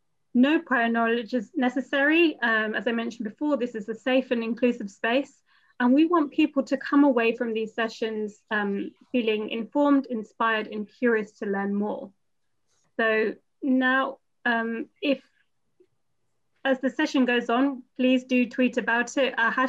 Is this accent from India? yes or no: yes; India; now in London, United Kingdom; I'm an Indian woman with a dark bob haircut.